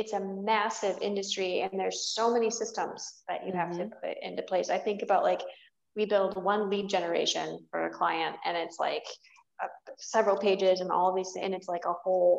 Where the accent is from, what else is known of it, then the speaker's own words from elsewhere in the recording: Flint, Michigan, United States; I'm from here. I'm from Flint